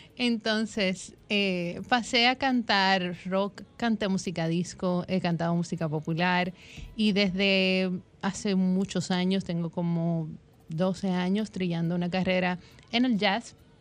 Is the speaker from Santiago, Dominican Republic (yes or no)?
yes; Santiago de los Caballeros, Santiago, Dominican Republic; yo soy santiaguera